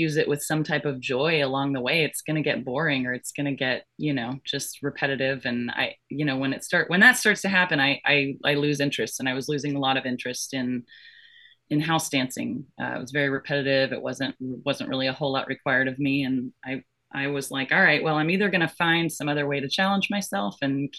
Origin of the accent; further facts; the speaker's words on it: Florida, United States; also born or lived in Georgia / Orlando, Florida; I was born in Florida and I grew up in Florida and Georgia.